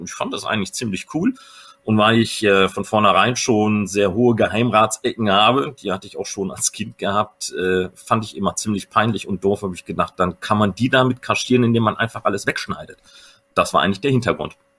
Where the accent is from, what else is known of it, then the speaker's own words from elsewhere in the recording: Recklinghausen, North Rhine-Westphalia, Germany; ich bin auch Westfale